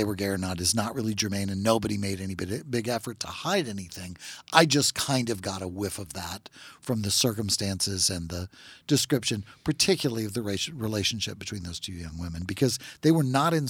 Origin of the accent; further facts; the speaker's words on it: Natchitoches, Louisiana, United States; Well, you know, I'm from Natchitoches